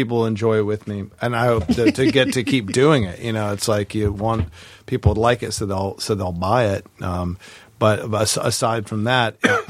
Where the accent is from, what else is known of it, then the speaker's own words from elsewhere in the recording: the South, United States; I'm from the South, and I actually don't know the vocabulary of all that stuff.